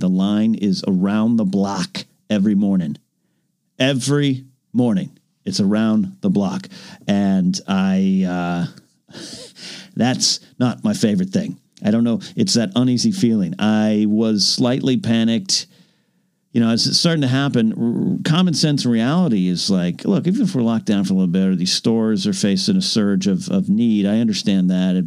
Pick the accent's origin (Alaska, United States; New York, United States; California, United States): California, United States; San Luis Obispo County; my hometown just kind of went on the same kind of partial kind of not lockdown, but clamp down is I think the correct way to say it. San Luis Obispo County